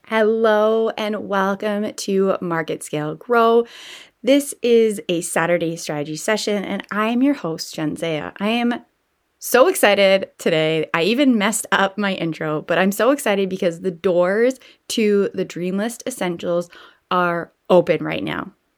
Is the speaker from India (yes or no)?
no; Canada; I am a Canadian girl